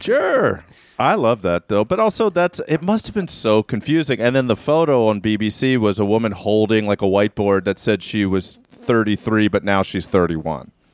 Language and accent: English; Baltimore County, Maryland, United States; so I grew up in Maryland, in Baltimore County, Maryland